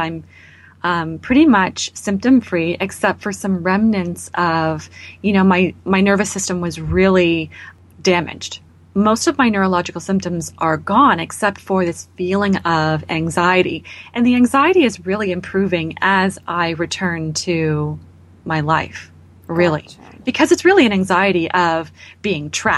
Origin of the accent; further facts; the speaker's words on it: Canada; as a Canadian